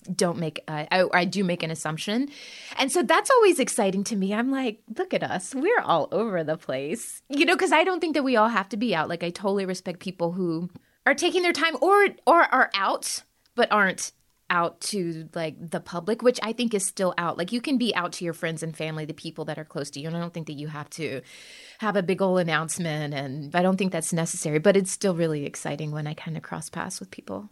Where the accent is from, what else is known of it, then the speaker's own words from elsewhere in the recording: Birmingham, Alabama, United States; moved away; also born or lived in New York City; I grew up in Birmingham, Alabama, and I was already a biracial girl of color